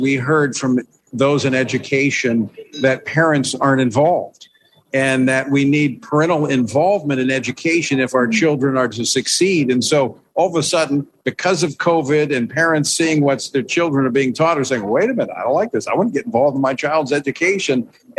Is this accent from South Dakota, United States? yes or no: no; Louisiana, United States; conservative South Louisiana, my home state, and I know a lot of the folks down there.